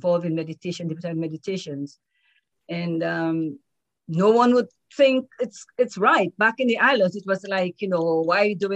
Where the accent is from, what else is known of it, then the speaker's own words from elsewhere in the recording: Dominica; I'm from Dominica